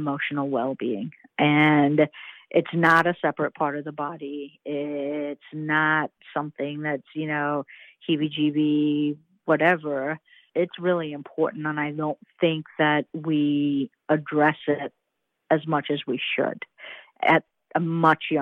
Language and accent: English; Trinidad & Tobago; also born or lived in Indianapolis, United States; now in Charlotte, United States; I was born and raised in the Caribbean island of Trinidad and Tobago.